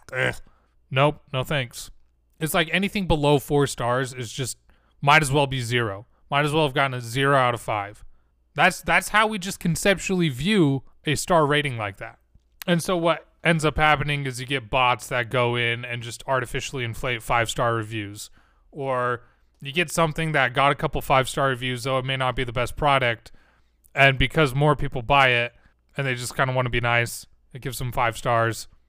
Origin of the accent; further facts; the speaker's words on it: Utah, United States; I'm from Utah